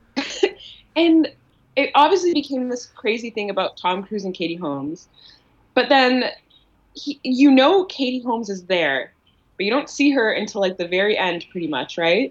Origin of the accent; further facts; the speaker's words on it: Ottawa, Ontario, Canada; moved away as an adult; now in Toronto, Canada; I grew up in Ottawa